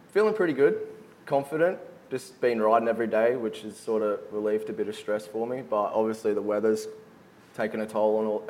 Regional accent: Sunshine Coast, Queensland, Australia; I'm from Sunny Coast, Queensland. Grew up there my whole life

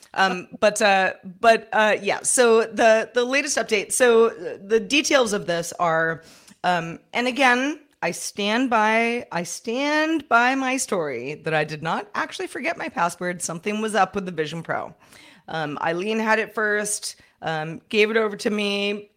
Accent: San Francisco, California, United States; I'm from San Francisco

